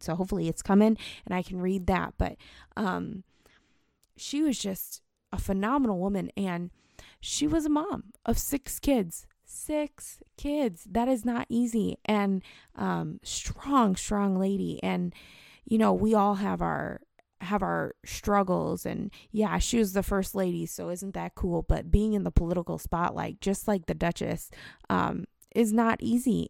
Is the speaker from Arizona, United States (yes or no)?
no; St. Louis, Missouri, United States; moved away; also born or lived in Cincinnati; I grew up in Saint Louis